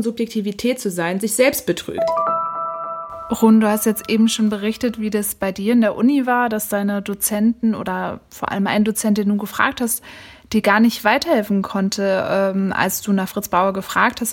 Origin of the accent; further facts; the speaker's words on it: Frankfurt, Hesse, Germany; ich bin selbst in Frankfurt aufgewachsen